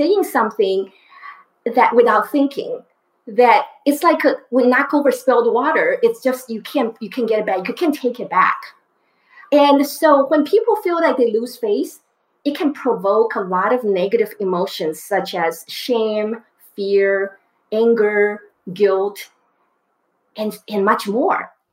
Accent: Taiwan; moved away; I grew up in Taiwan

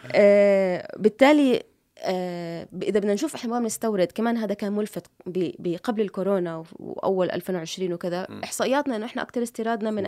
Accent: Jordan; إحنا كسوق أردني

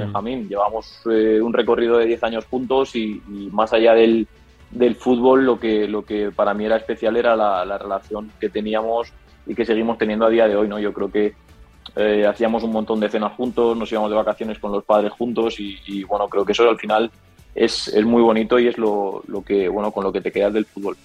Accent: Rocafort, Valencian Community, Spain; moved away as an adult; also born or lived in Liverpool, England / Netherlands; now in Nantes, France; mi pueblo, eh, donde vivo en Valencia, en Rocafort

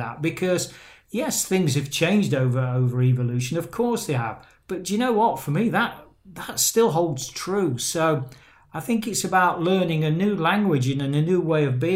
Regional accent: England, United Kingdom; moved away; my hometown in England, Caroline, with guys particularly who I've grown up with since I was a kid

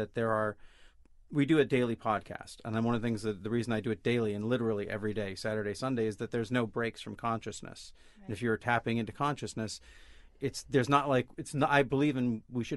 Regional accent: Olympia, Washington, United States; I grew up in Olympia, in this feminist town, feminist family.

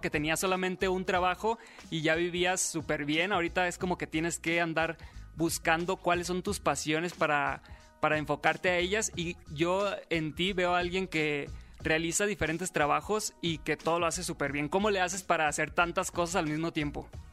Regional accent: Sinaloa, Mexico; Yo soy de Sinaloa

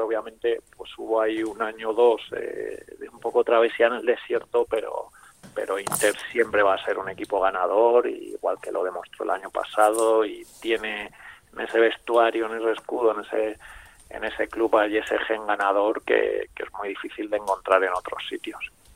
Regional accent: Madrid, Community of Madrid, Spain; also born or lived in Segovia / Murcia; yo soy al final madrileño

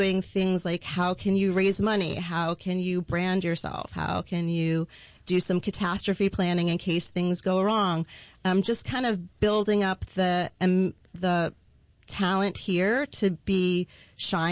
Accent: Montgomery County, Maryland, United States; moved away as an adult; also born or lived in New York City; now in Frederick, United States; I grew up in Montgomery County, and my parents bought a house up here in Frederick County 20 years ago. I've been living in New York City

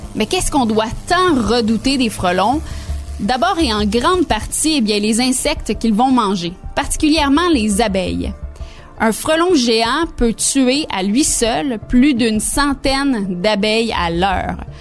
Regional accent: Canada; chez nous, au Canada

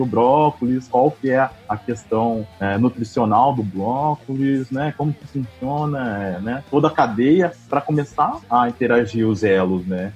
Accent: Umuarama, Paraná, Brazil; also born or lived in Curitiba; Eu sou de Umuarama, do Paraná

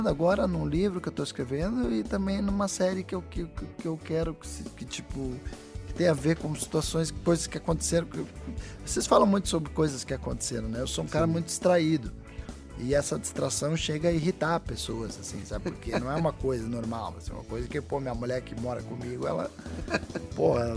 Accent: Curitiba, Paraná, Brazil; E eu, sou de Curitiba, então isso era uma coisa a meu favor que as pessoas me conhecem lá, né?

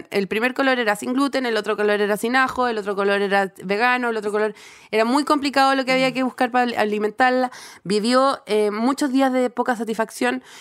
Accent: Chile; accent: Chilean; así como mi chileno desaparece, apenas llego al otro país, empiezo a hablar como Amaro es Pablo, o si estoy en Argentina, hablo como no sé quién, pero hablo como siempre en un eh, español neutro espantoso

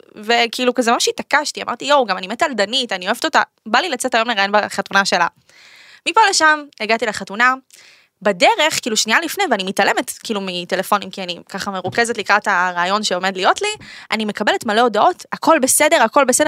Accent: Netanya, Central District, Israel; בתור ילדה באמת, אה, אה, נכנסתי לזה, כאילו, נסעתי באוטובוס מנתניה

